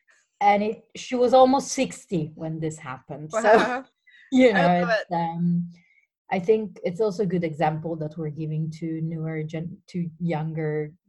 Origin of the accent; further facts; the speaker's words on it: Turin, Piedmont, Italy; English is a second language; So, as you said, I come from Italy, and as my accent says, I think very clearly, I'm from a town called Torino, which is in the northwest, next to the Alps.